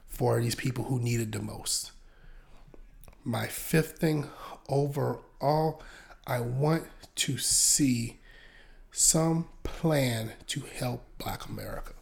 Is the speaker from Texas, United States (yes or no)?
no; Hopkins, South Carolina, United States; moved away as an adult; I grew up in the rural area of Columbia, South Carolina. Shout out to Hopkins